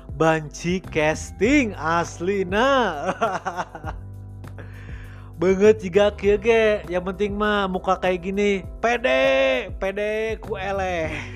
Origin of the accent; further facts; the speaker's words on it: Bandung, West Java, Indonesia; saya dari mana dari Bandung